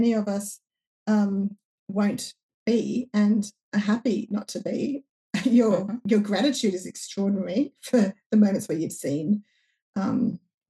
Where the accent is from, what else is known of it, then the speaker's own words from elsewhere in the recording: regional New South Wales, Australia; I live in regional New South Wales, Australia